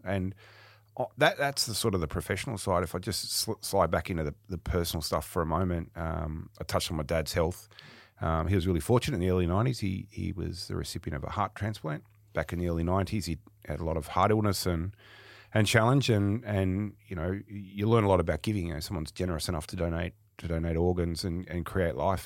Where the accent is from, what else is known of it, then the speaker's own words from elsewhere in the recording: Sydney, New South Wales, Australia; also born or lived in Melbourne; I was born in Sydney, um, and I'll be fifty-one in a few weeks' time, so, um, yeah, just around Father's Day. And, um, grew up in the, in the outer suburbs of Sydney